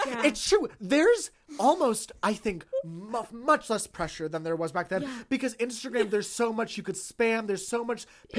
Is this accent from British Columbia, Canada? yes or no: no; Toronto, Ontario, Canada; and I grew up in the East End